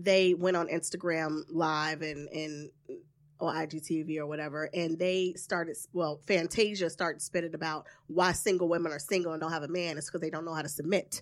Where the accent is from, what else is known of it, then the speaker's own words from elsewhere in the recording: the South, United States; from the South, so I'm very traditional